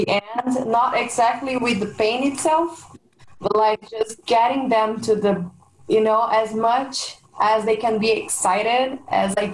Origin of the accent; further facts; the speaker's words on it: Brazil; I'm from Brazil